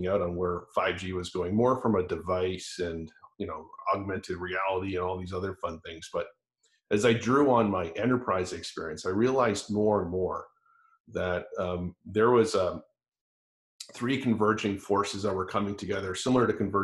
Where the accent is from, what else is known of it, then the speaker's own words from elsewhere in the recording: Toronto, Ontario, Canada; moved away as an adult; also born or lived in California; now in United States; I actually grew up, born and raised in Toronto, Canada